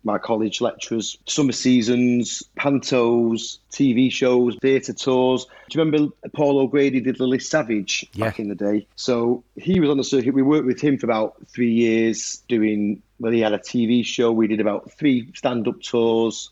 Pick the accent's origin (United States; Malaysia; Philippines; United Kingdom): United Kingdom; Manchester, North West England; I'm from Manchester.